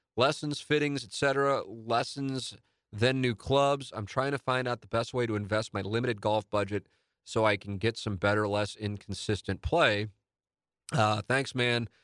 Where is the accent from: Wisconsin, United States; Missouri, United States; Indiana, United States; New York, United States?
Missouri, United States; St. Louis; when you grow up in South Saint Louis